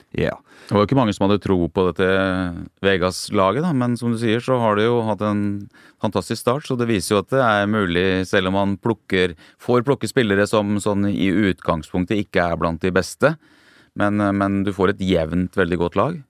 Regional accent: Norway; oss nordmenn

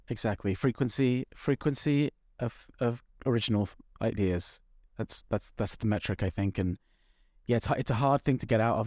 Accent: London, United Kingdom; I'm from North London

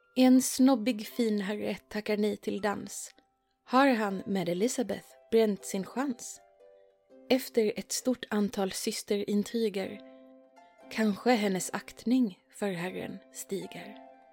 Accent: Sweden; i Skåne och Blekinge där jag kommer ifrån

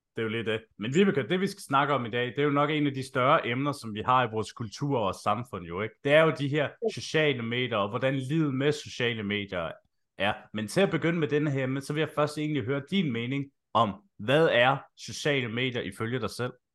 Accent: Slagelse, Zealand, Denmark; Jeg er jo selv fra Slagelse

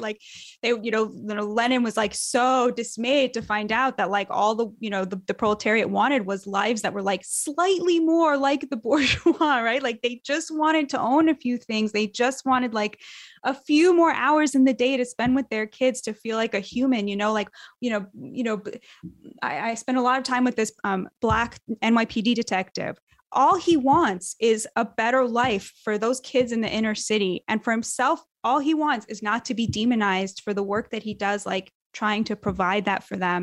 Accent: United States; as an American

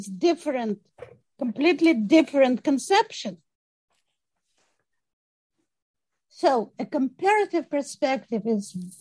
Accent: Russia; moved away as an adult; now in United States; I was born in Russia. I grew up in Russia

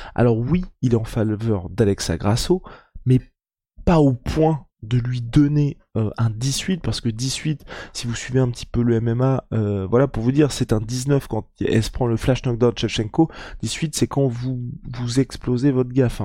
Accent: France; Moi, en tant que Français

